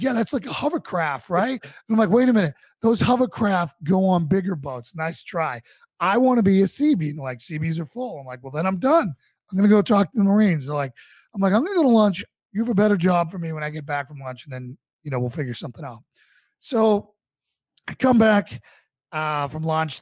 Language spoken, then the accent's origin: English; Boston, Massachusetts, United States; moved away as an adult; also born or lived in Charlottesville, Virginia; I wanted to come home and fight for my hometown. So I got out in 2008, joined the Boston Police Department